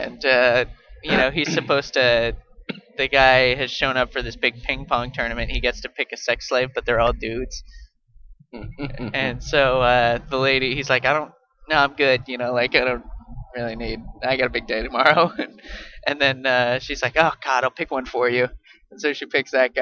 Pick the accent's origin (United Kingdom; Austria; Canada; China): Canada; I am Canadian.